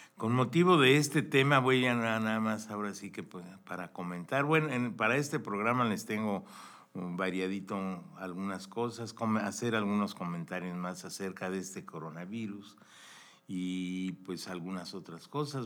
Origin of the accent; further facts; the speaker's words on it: Mexico; nosotros, como mexicanos también, somos un país increíble